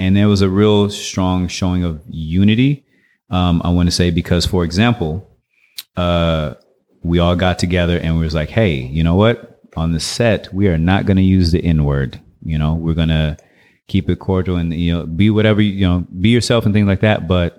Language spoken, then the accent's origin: English; Detroit, Michigan, United States; moved away as an adult; also born or lived in Inglewood; now in Oakland, United States; I was born in Inglewood, California, and then moved to Detroit, Michigan, and kind of grew up there, even started Capoeira there. And then at 19, I moved to the Bay Area, and I'm in Oakland, California.